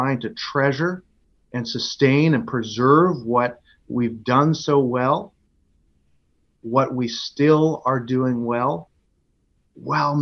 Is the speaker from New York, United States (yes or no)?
no; Boston, Massachusetts, United States; also born or lived in Houston / San Francisco; now in Baltimore, United States; I grew up in Boston